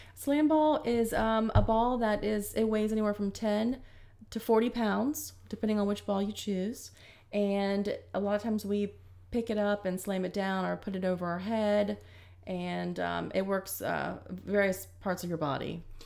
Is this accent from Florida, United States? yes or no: yes; Zephyrhills, Florida, United States; I grew up in Florida, Zephyr Hills